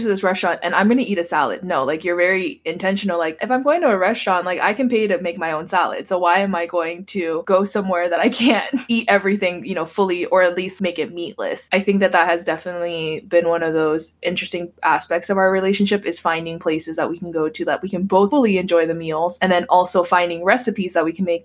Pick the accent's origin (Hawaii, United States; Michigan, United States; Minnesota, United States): Hawaii, United States; moved away; I grew up in Hawaii and we eat Spam, eggs, and rice for breakfast